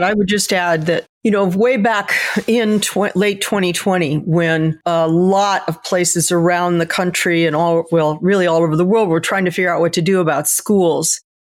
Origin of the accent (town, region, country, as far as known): United States